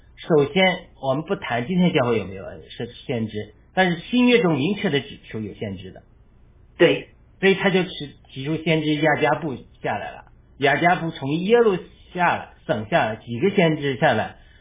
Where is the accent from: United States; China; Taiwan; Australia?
China; 我们是中国人